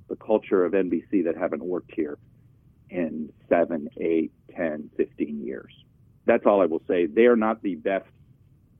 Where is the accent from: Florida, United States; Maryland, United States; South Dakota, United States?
Florida, United States; moved away; when I grew up in Florida